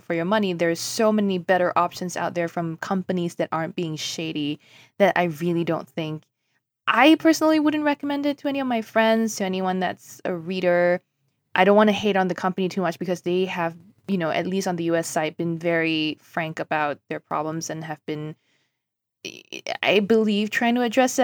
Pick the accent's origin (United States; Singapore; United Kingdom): Singapore; moved away; I grew up in Singapore